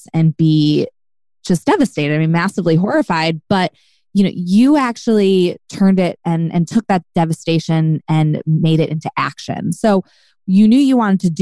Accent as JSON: {"language": "English", "region": "Ohio", "country": "United States", "said": "I'm from Ohio as well"}